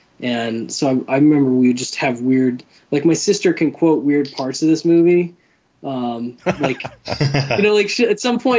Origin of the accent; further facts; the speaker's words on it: Wisconsin, United States; was a Wisconsin company, so that was a big deal, I think, for us. {S5} Oh, nice. {S3} In my home state.